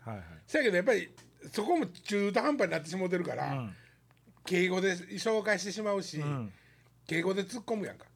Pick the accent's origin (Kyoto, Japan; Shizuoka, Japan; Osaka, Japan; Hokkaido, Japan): Kyoto, Japan; 僕らね、京都 の出身やったこともあって